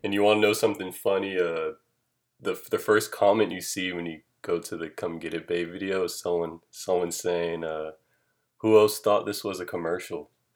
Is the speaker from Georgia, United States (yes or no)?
yes; Atlanta, Georgia, United States; I'm from Atlanta, Georgia